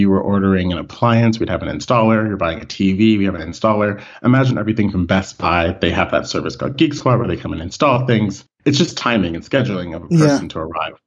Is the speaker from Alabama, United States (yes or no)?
no; Washington, District of Columbia, United States; moved away as an adult; also born or lived in Rockville, Maryland / Silver Spring, Maryland; now in Barcelona, Spain; I'm originally from the Washington, D.C. area. So my first home was in the city, and then we moved back and forth between Rockville, Maryland, Silver Spring, Maryland, and back into the capital.